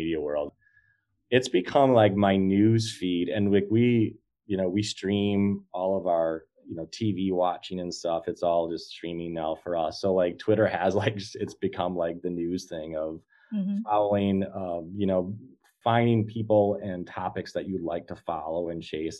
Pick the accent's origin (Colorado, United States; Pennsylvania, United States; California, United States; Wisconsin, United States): Wisconsin, United States; Green Bay; Not only from Wisconsin, I'm from Green Bay